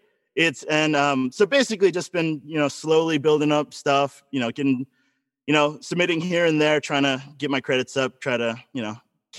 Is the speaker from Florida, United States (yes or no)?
yes; Florida, United States; I was born in Florida, you know, like the dangly part of America.